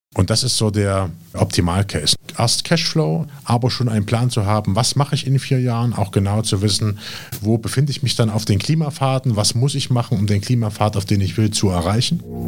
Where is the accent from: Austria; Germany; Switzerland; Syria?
Germany; Jena, Thuringia; moved away as an adult; also born or lived in Berlin; Jena, was Berlin nicht hat, Familie, Freunde. Ne, das ist einfach die Heimat.